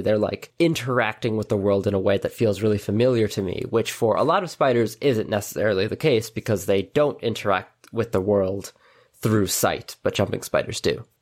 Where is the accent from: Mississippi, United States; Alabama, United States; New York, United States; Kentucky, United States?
New York, United States; New York City; I grew up in New York City